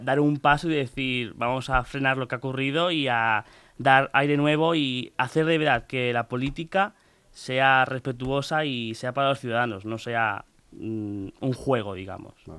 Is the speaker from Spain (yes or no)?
yes; Pinto, Community of Madrid, Spain; vivo allí desde que nací, nací en Pinto y sigo allí